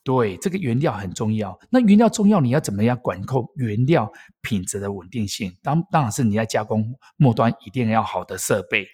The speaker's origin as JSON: {"language": "Chinese", "town": "Erlin", "region": "Changhua County", "country": "Taiwan", "said": "我是来自于台湾米，台湾月光米的故乡二零"}